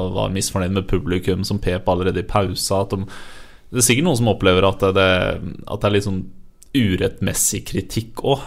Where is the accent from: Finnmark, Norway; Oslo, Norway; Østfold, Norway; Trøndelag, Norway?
Østfold, Norway; Fredrikstad; Jeg kommer fra Fredrikstad